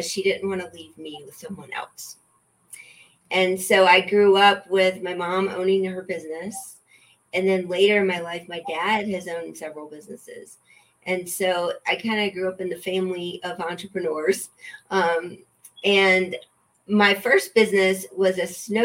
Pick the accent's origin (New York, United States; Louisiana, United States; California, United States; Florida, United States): Louisiana, United States; now in Colorado, United States; I grew up in Louisiana